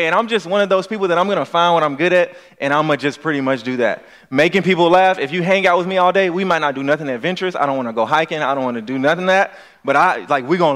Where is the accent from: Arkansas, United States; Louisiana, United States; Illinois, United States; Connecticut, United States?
Louisiana, United States; I'm from Louisiana